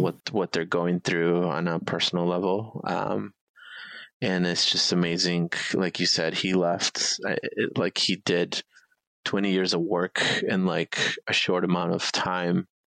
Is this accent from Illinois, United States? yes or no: yes; Chicago, Illinois, United States; I'm in the South Side. I was born and raised like in Pilsen and you know kind of back of the yards area